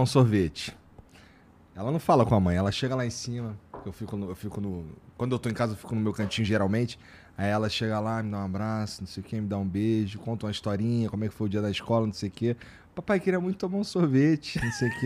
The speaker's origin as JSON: {"language": "Portuguese", "region": "Rio de Janeiro", "country": "Brazil", "moved": "yes", "said": "eu e minha esposa somos cariocas"}